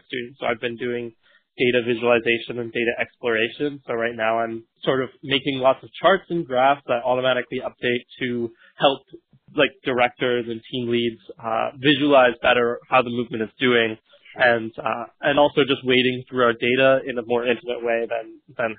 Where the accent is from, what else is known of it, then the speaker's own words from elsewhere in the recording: New Hampshire, United States; moved away as an adult; also born or lived in New York; now in Brooklyn, United States; Originally, I come from New Hampshire, but have been living in New York all year